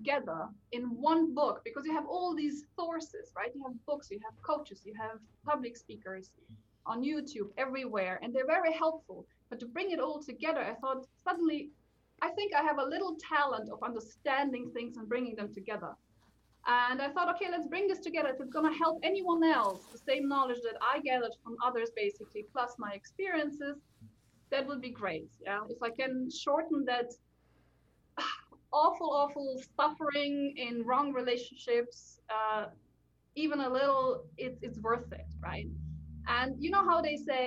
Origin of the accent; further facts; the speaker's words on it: Slovenia; moved away as an adult; also born or lived in Bavaria, Germany / London, United Kingdom; now in Nuneaton, United Kingdom; I was born in Slovenia to Slovenian parents who already lived in Germany, went back to Slovenia just to give birth with me and for me a little bit.